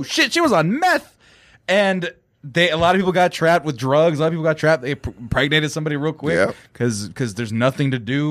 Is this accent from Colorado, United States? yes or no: no; Fresno, California, United States; moved away; I'm from Fresno, California, which is like the fifth or sixth largest city in California.